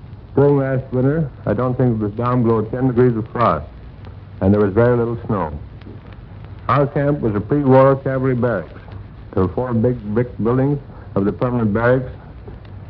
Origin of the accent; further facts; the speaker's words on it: Calgary, Alberta, Canada; I come from Calgary, Alberta